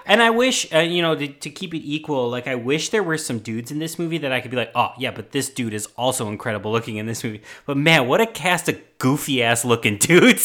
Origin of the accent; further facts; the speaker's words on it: Chicago, Illinois, United States; I'm from Chicago and we don't know how to do French accents